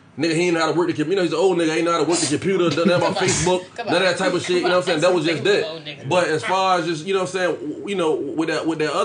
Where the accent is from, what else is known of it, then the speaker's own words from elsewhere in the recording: Norfolk, Virginia, United States; I'm from Norfolk